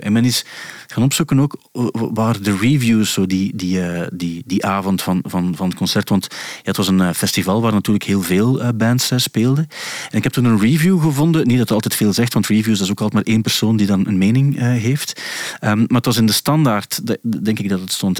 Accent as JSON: {"language": "Dutch", "country": "Belgium", "said": "als Belgen"}